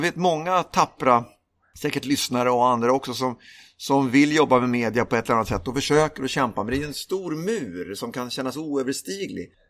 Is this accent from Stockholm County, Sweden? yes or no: yes; Lidingö, Stockholm County, Sweden; Jag är uppvuxen, eh, på Lidingö utanför Stockholm.